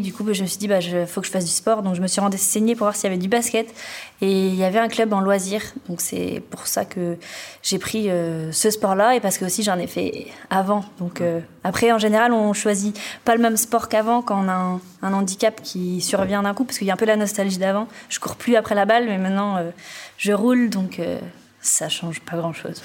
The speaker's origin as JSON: {"language": "French", "area": "Finistère", "region": "Brittany", "country": "France", "moved": "yes", "lives_now": "Talence, France", "said": "je viens du Finistère"}